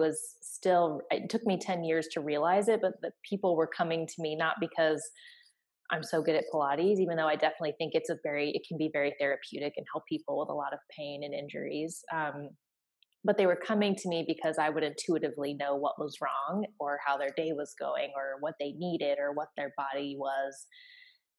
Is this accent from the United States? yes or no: yes; United States; now in Atlanta, United States; I am an American. I live in the southeastern United States in Atlanta, Georgia